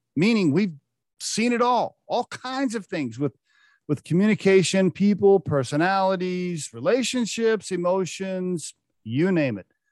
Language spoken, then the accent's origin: English; Oklahoma, United States; I grew up in Oklahoma